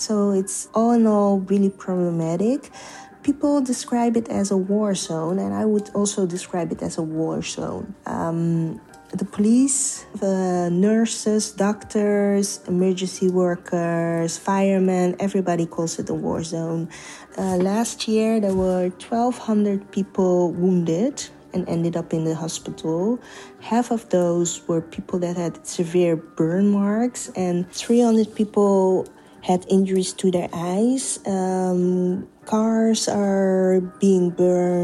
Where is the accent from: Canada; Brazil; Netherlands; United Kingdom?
Netherlands; I was born and raised in the Netherlands myself.